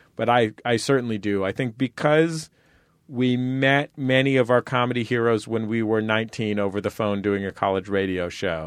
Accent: San Francisco, California, United States; I grew up in San Francisco

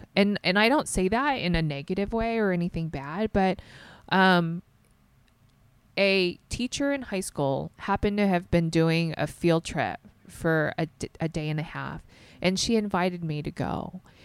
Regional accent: the South, United States; born or raised there

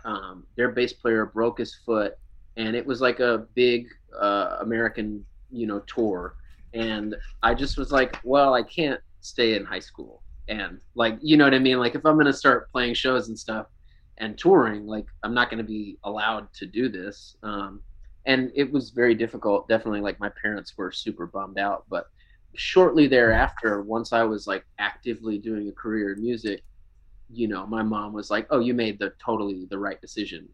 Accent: Lake Jackson, Texas, United States; moved away as an adult; now in Houston, United States; I'm from south of Houston, like Lake Jackson area, um, just down 288

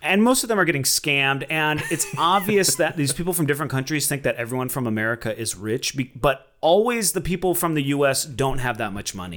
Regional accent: Minneapolis, Minnesota, United States; growing up in Sou-, South Minneapolis

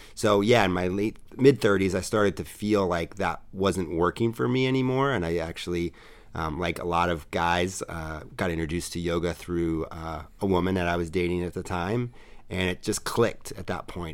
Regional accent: New York City, New York, United States; I am a true native New Yorker. I grew up in New York City.

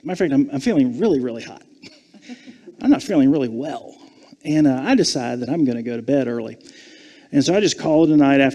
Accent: Savannah, Georgia, United States; I was born and raised in Savannah, Georgia

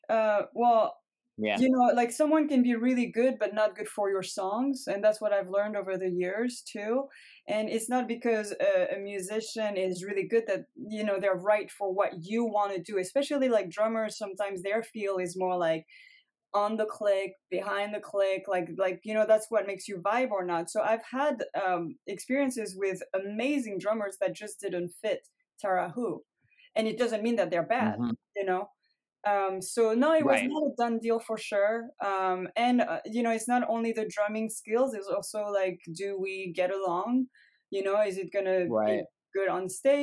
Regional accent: Paris, Île-de-France, France; English is a second language; moved away; I'm from Paris.

